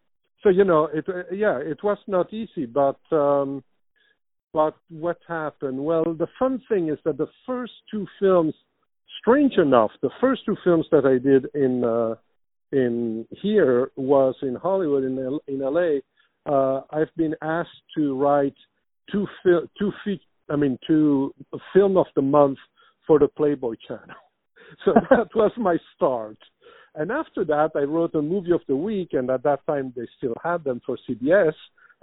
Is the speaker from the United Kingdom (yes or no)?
no; Brussels, Brussels-Capital Region, Belgium; My parents were Italians. They moved to Brussels in Belgium, like in a year before I was born. And so I was born and raised there, but I went to an Italian school